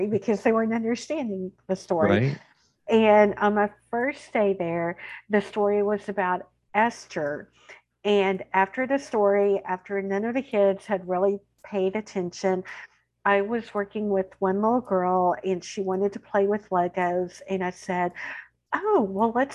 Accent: Central Texas, United States; accent: twang; You are going to hear my twang. I'm from Central Texas. I live there with my husband. I have two adult children and a dog. I am a lifelong Texan

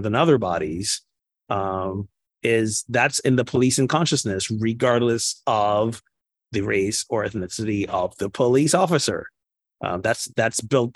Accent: Barbados; Barbados, my home country

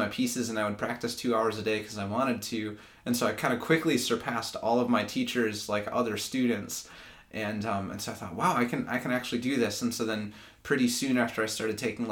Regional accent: Grand Rapids, Michigan, United States; also born or lived in Lansing, Michigan; I'm from Grand Rapids, Michigan, grew up there, and then I moved to Lansing in 2012 for school

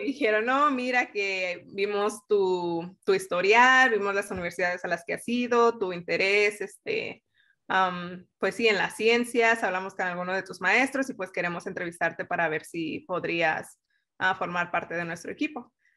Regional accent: Mexico; moved away as an adult; now in United States; crecí en México con todos los valores que tiene nuestra cultura

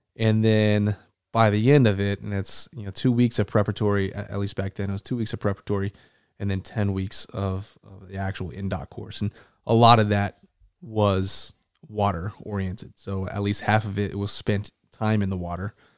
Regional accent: Tucson, Arizona, United States; also born or lived in Aurora, Colorado / Las Vegas, Nevada; now in North Carolina, United States; I grew up and moved to Tucson, Arizona when I was young, probably a four or five, um, and then spent my entire childhood there.

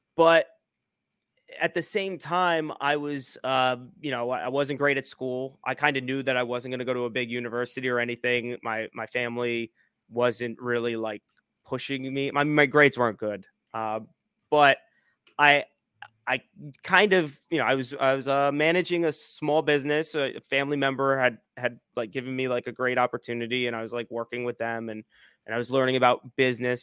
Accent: New Jersey, United States; I, I grew up in New Jersey, uh, Central Jersey

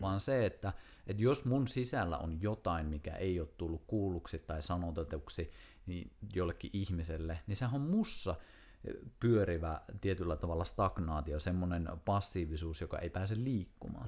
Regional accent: Kuusamo, North Ostrobothnia, Finland; moved away as an adult; muutin just Kuusamosta, mistä on siis kotoisin

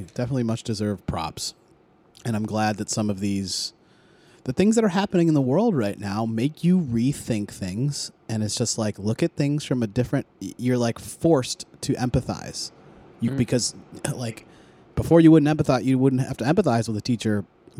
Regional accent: Philadelphia, Pennsylvania, United States; I'm from Philly. I'm a fan.

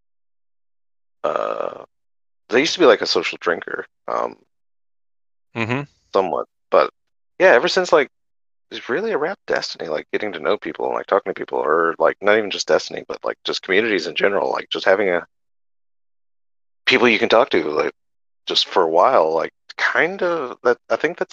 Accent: Alabama, United States; moved away; back in Alabama, we had this like one flea market

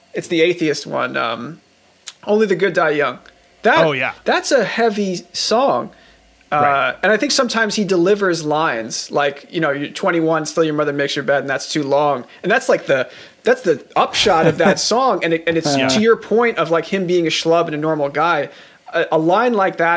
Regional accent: Levittown, New York, United States; I grew up in Levittown

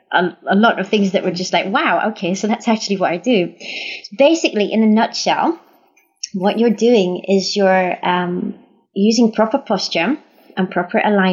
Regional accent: Liverpool, North West England, United Kingdom; now in Netherlands; I was born in Liverpool in England

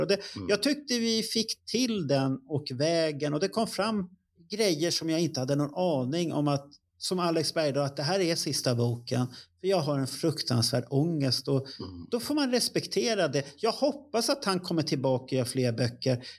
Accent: Stockholm, Stockholm County, Sweden; jag är uppväxt i Tensta och gick i Hjulsta

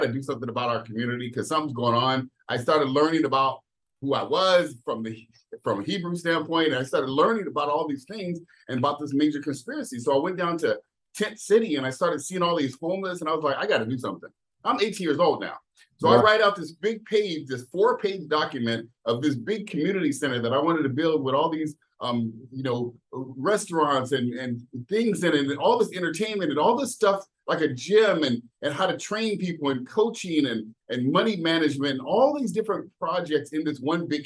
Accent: San Jose, California, United States; moved away as an adult; now in Jacksonville, United States; when I was 18 years old, I had a very unique situation. I moved from San Jose.

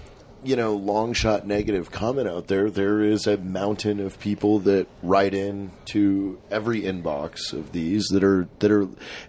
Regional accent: Paulsboro, New Jersey, United States; my hometown in Paulsboro was, the population was 7,500 people.

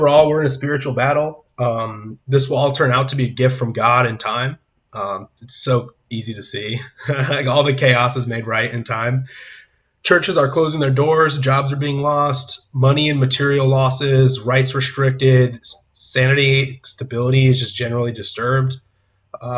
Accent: San Diego, California, United States; moved away as an adult; now in Nashville, United States; I'm from California, coming from San Diego, but I'm in Nashville, Tennessee now, as of the last few months

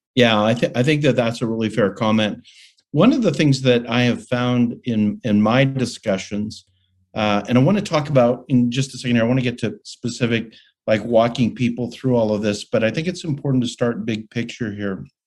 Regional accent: Calgary, Alberta, Canada; a student at the University of Calgary in Calgary, Alberta, Canada, my hometown

